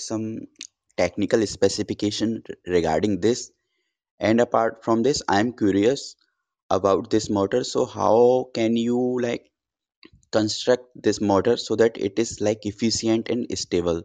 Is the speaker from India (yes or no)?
yes; India; I'm from India